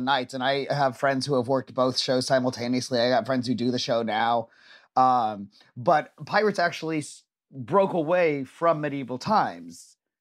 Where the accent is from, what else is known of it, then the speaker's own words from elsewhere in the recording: Orange County, Southern California, United States; I got into the Orange County High School of the Arts